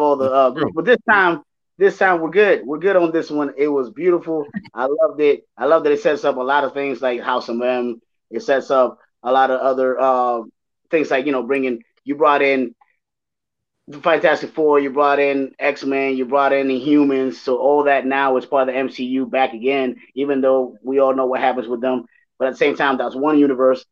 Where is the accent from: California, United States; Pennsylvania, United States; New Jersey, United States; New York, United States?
California, United States; Los Angeles; I grew up around Mexicans, mm-hmm. LA.